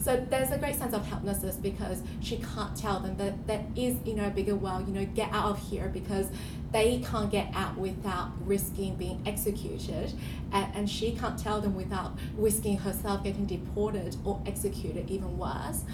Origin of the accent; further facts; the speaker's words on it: New South Wales, Australia; also born or lived in China; I had spent roughly half of my time in Australia and half of my life in um, China